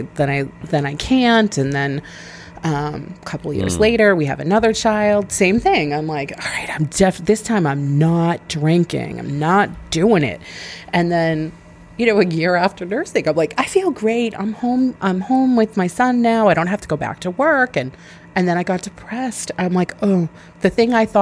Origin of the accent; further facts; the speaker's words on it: Weymouth, Massachusetts, United States; now in Scituate, United States; I grew up in Weymouth